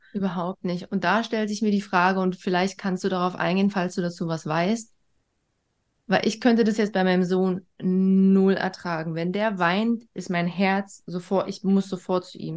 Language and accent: German; East Germany, Germany; Schon im Krankenhaus wurde ich direkt von der Mama weg und in ein eigenes Bettchen. So war das früher in der DDR